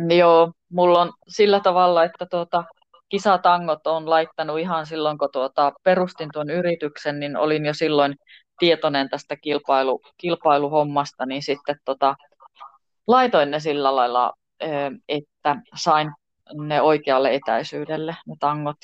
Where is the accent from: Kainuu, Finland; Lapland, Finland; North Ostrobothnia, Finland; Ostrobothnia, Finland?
Lapland, Finland; Tornio; minä tuun Torniosta